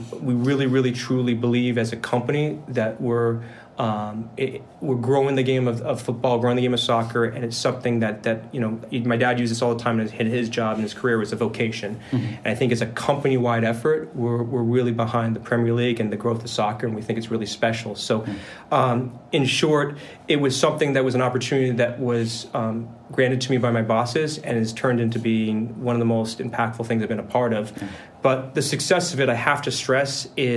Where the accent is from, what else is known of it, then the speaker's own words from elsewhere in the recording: United States; born and raised in the States